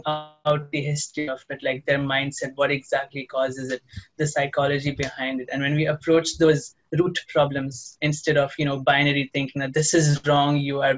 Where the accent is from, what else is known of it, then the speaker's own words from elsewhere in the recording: India; now in United Arab Emirates; I'm from India, but I live in the UAE.